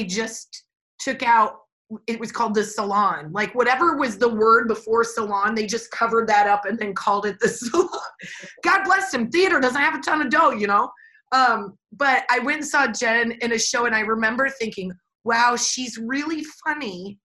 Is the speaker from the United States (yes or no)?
yes; Nebraska, United States; now in Los Angeles, United States; we're from Nebraska